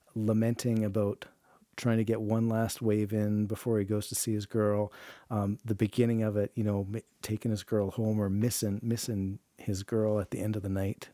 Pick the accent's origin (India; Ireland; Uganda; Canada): Canada; I'm a Canadian. I live in the frozen tundra